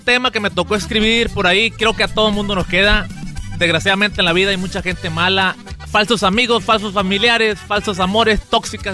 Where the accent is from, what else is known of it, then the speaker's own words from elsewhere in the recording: Sinaloa, Mexico; en Sinaloa usamos mucho la palabra viejo, viejito